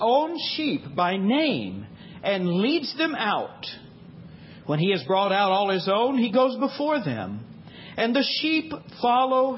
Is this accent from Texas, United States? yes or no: yes; Texas, United States; moved away; We grew up in Texas, and we grew up Baptist. Now, we long ago escaped Texas.